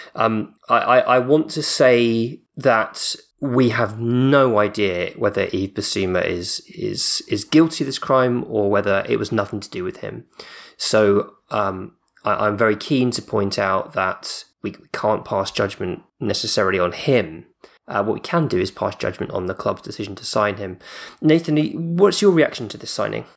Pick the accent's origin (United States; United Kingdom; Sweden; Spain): United Kingdom; I say Depot 'cause I'm, I'm British